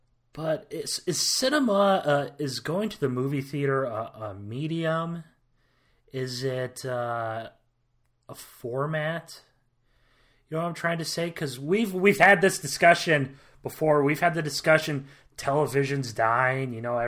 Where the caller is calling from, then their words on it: Iowa, United States; I'm speaking from Iowa.